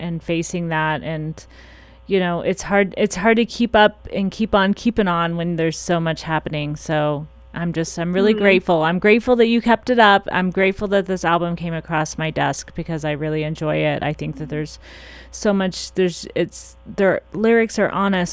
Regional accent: Missouri, United States; moved away; I'm from Missouri, so when I was there, I did some concert production stuff

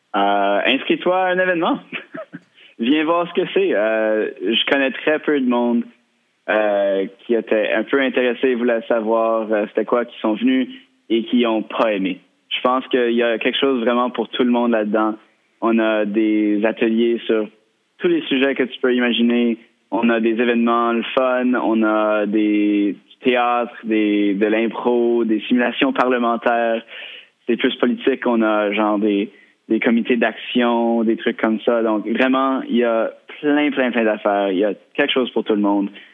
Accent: Victoria, British Columbia, Canada; j'ai grandi à Victoria.

